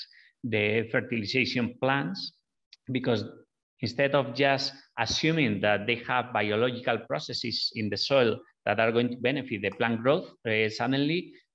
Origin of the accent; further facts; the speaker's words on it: northwest Spain, Spain; moved away; We are originally from Spain, the two founders of Biome Makers. And we're from the same city in the northwest of Spain